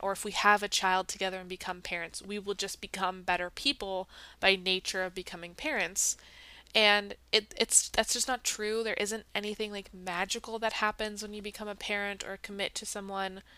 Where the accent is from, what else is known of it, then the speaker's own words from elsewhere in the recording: United States; my own experience as an American